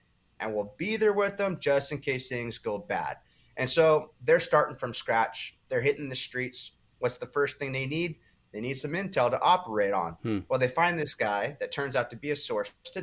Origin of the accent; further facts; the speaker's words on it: Huntington Beach, California, United States; my hometown, Huntington Beach, California